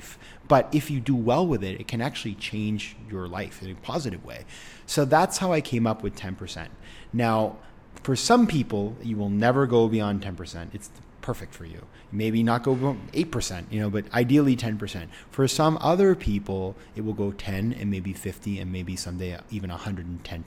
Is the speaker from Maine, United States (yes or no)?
yes; Maine, United States; moved away; in my homeland of Maine, my home state of Maine